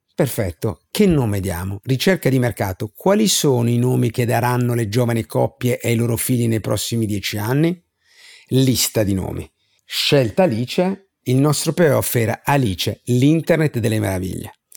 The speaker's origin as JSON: {"language": "Italian", "town": "Bari", "region": "Apulia", "country": "Italy", "tie": "born or raised there", "said": "pur vivendo in una città, Bari"}